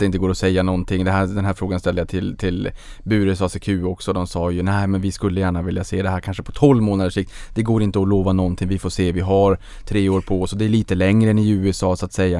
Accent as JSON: {"language": "Swedish", "town": "Boden", "region": "Norrbotten County", "country": "Sweden", "tie": "born or raised there", "said": "Jag föddes på Bodens BB"}